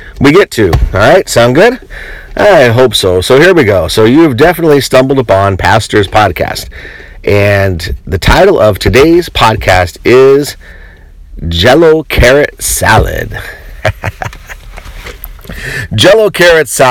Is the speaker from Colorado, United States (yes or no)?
yes; Colorado, United States; I grew up in Colorado